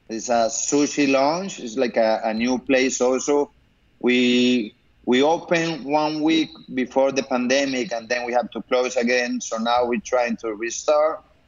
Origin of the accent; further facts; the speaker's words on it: Colombia; moved away as an adult; I was born here, but I grew up in Colombia, so I study over there